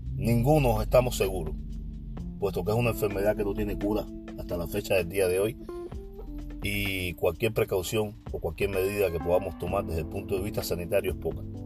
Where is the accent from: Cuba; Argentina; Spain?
Cuba; now in Oakland, United States; Yo solo soy un cubano que conversa